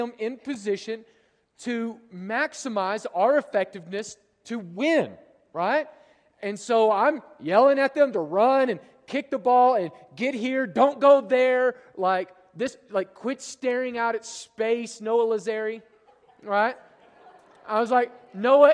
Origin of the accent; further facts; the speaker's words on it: United States; also born or lived in Europe; as an American